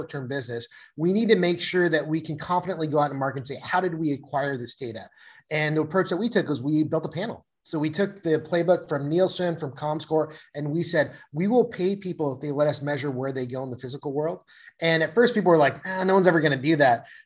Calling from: Seattle, Washington, United States; Uh, I'm zooming in from Seattle today.

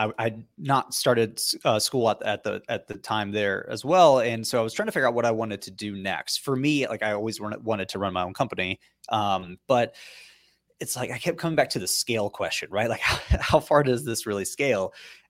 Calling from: Boston, Massachusetts, United States; So we're actually in downtown Boston.

